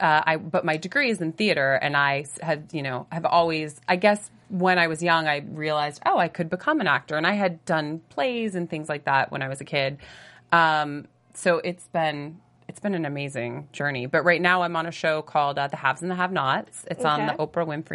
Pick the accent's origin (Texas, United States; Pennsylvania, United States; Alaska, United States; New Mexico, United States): Pennsylvania, United States; Edinboro; moved away as an adult; also born or lived in Pittsburgh / New York / Toronto; Near Erie, Pennsylvania. It's a super small town called Edinburgh.